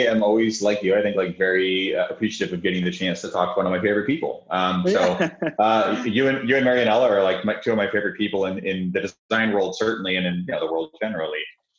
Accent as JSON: {"language": "English", "region": "Arkansas", "country": "United States", "tie": "born or raised there", "moved": "yes", "said": "my home state of Arkansas"}